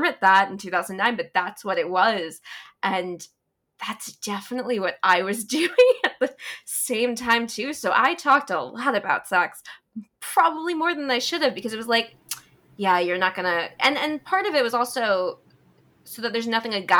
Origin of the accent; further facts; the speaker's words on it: New York, United States; I'm from New York. I grew up in New York.